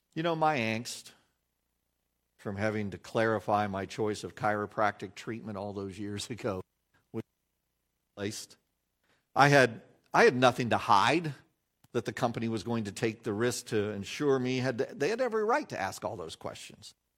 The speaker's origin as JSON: {"language": "English", "country": "United States", "said": "we as American Christians"}